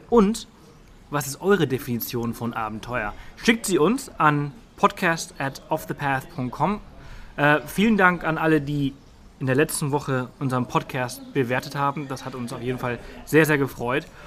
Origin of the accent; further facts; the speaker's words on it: Spain; Ich meine, ich komme ja auch aus Spanien.